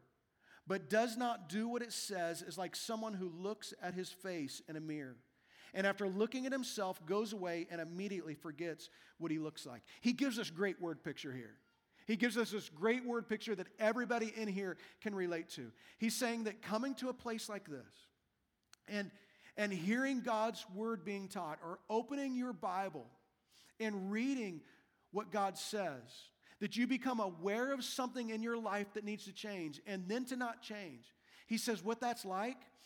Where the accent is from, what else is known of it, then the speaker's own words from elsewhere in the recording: Wichita, Kansas, United States; My birth certificate that says that I was born in Wichita, Kansas.